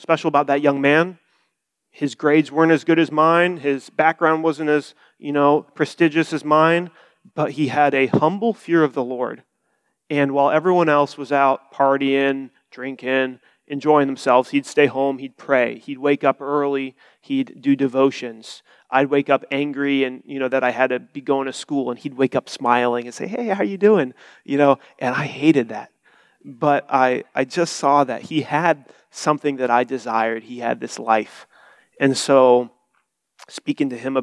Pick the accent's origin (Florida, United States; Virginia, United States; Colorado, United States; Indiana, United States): Indiana, United States; Bloomington; I'm from Bloomington, Indiana. I've been there my whole life